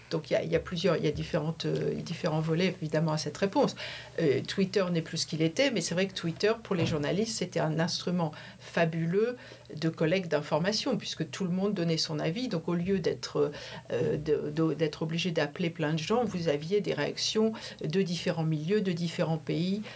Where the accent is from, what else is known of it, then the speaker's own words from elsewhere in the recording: Valenciennes, Hauts-de-France, France; moved away as an adult; also born or lived in Paris / New York / Washington; now in San Francisco, United States; je suis originaire du Nord, de Valenciennes